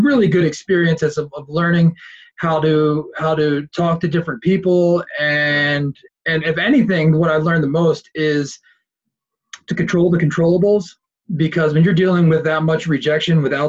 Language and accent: English; Philadelphia, Pennsylvania, United States; moved away as an adult; also born or lived in Delaware; now in San Diego, United States; I was born and raised in Philadelphia, and I lived there for 18 years